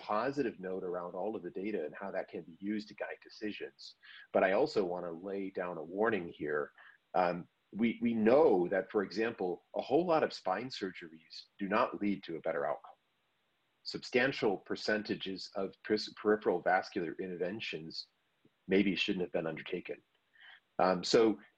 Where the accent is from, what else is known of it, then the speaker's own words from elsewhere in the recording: United States; I'm an American